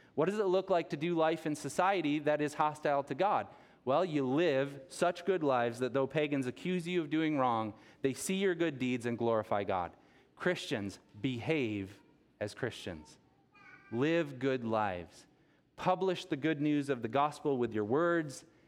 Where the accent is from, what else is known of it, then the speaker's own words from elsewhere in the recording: Rockton, Illinois, United States; also born or lived in Rockford, Illinois; grew up here on the tree farm in, in Rockton.